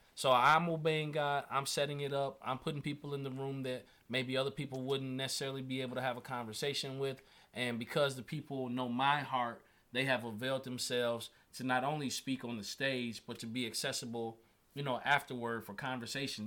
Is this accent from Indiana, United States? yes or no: yes; Indiana, United States; I'm from Indiana, I'm a Indiana boy.